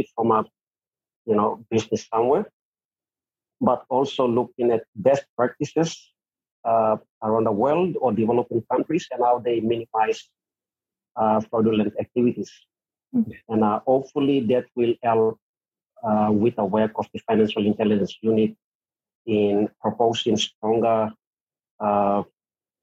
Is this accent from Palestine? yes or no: no; Papua New Guinea